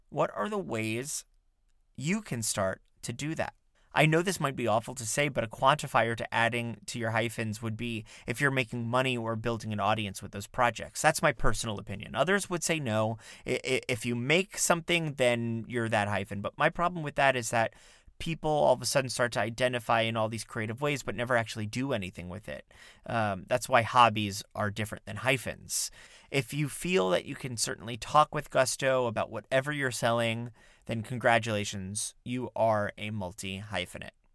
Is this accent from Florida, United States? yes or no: yes; South Florida, United States; now in New York City, United States; I grew up in South Florida